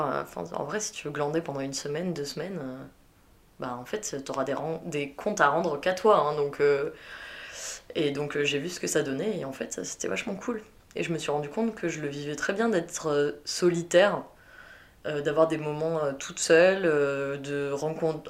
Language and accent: French; south-west France, France; moved away as an adult; also born or lived in Belgium; je viens du sud-ouest de la France